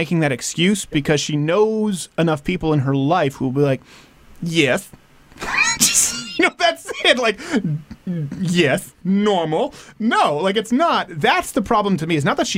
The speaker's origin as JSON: {"language": "English", "town": "Montreal", "region": "Quebec", "country": "Canada", "tie": "born or raised there", "said": "I was raised in Canada. Montreal"}